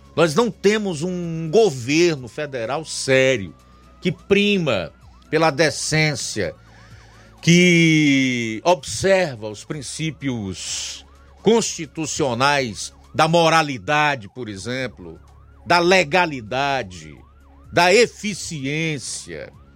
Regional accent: Ceará, Brazil; como cearenses que somos e vivemos neste solo, nestas plagas

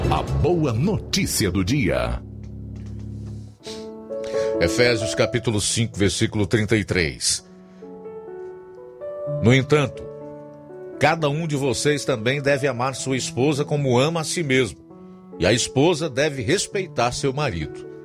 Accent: Nova Betânia, Ceará, Brazil; Sou de Nova Betânia, venho pedir encarecidamente às autoridades administrativas do nosso município que olhem para o distrito de Nova Betânia.

